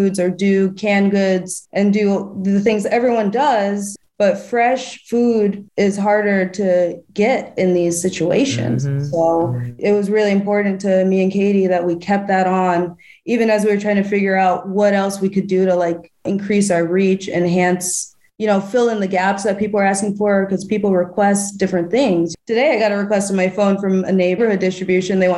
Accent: Albany, New York, United States; also born or lived in Austin, Texas; now in Philadelphia, United States; I'm from Albany, New York.

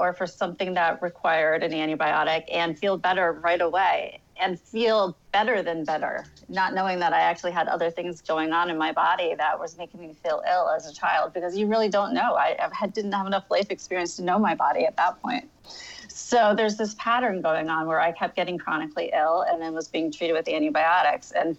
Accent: Connecticut, United States; I'm from Connecticut. I've lived here my whole entire life

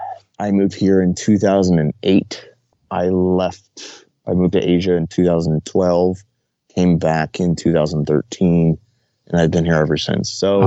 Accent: Baltimore, Maryland, United States; born there; also born or lived in Dover / St. Paul, Minnesota / Fredericksburg, Virginia / Chesapeake, Virginia; I was born in Baltimore. And then we moved to Dover, and then to St. Paul, Minneapolis, and then

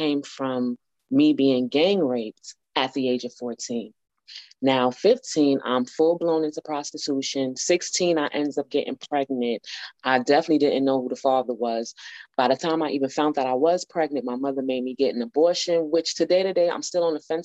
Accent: New York, United States; I was born in New York

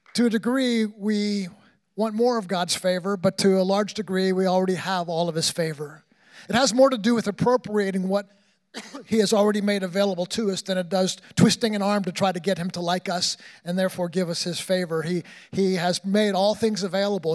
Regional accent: New York, United States; I grew up in New York

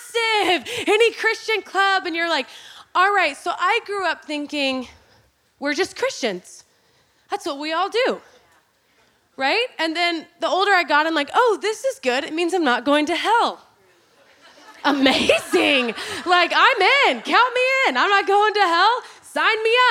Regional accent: Oklahoma, United States; I was born and raised in Oklahoma, Bible Belt.

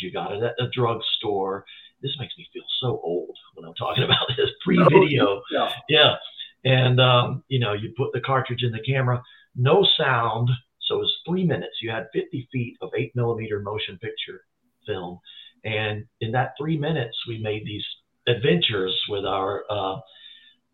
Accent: near Asheville, Western North Carolina, United States; I grew up in Western North Carolina all my life. I was born there, kind of close to Asheville

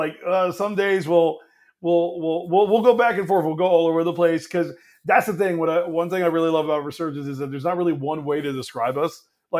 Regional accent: Atlanta, Georgia, United States; really loving the fact that we're from Atlanta, live in Atlanta, from Georgia.

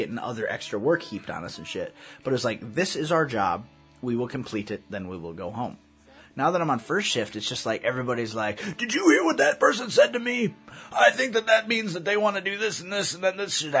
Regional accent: United States; I'm American

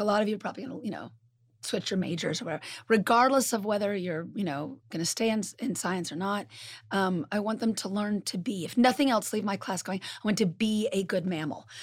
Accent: California, United States; now in Midwest, United States; I'm originally from California

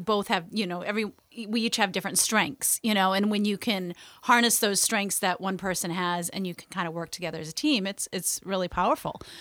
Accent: Maine, United States; I grew up here in Maine

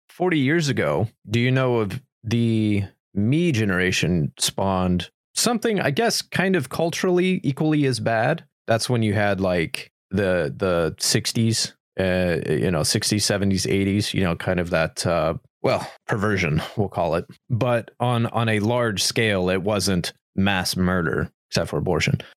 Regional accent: United States; as an American

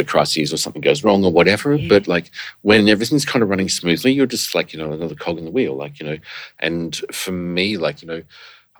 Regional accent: Brisbane, Queensland, Australia; I'm an Aussie boy from Brisbane

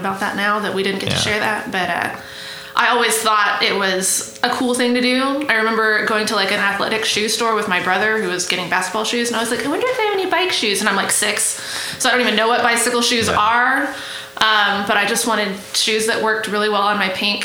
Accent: Tulsa, Oklahoma, United States; now in Stillwater, United States; I'm originally from Tulsa, Oklahoma

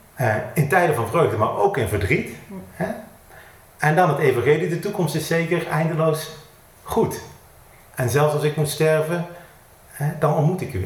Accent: Eindhoven, North Brabant, Netherlands; Ik kom uit Eindhoven, geboren en getogen

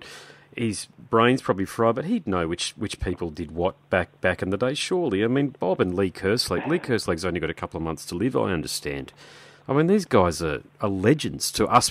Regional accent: Australia; I'm Australian

